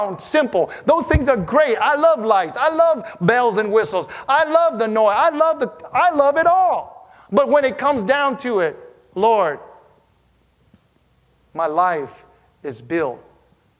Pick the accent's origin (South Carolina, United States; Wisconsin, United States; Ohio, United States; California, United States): Wisconsin, United States; growing up in Wisconsin where it snowed